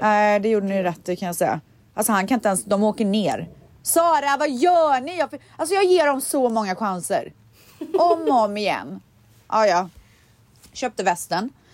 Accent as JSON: {"language": "Swedish", "country": "Sweden", "said": "jag är svensk"}